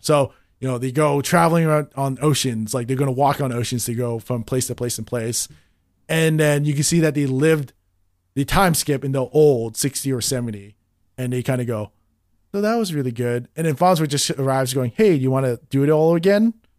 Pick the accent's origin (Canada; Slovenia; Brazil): Canada; in Canada, we don't, we didn't have Adult Swim